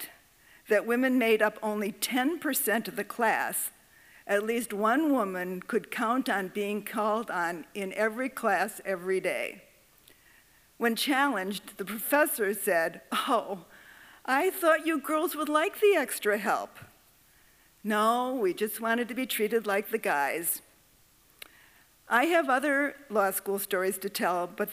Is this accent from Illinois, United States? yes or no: yes; Waukegan, Illinois, United States; I grew up in Waukegan, Illinois